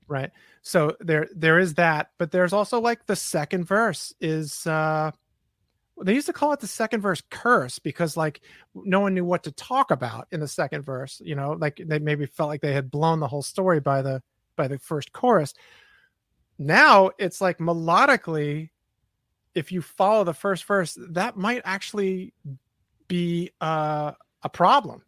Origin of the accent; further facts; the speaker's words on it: New York City, New York, United States; I'm from New York City